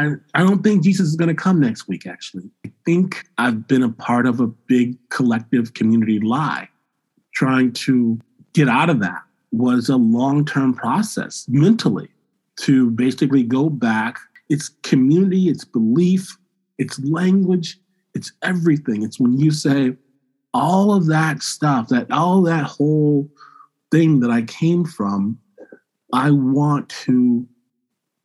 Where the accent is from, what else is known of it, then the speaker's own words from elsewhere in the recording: Michigan, United States; I grew up in Michigan.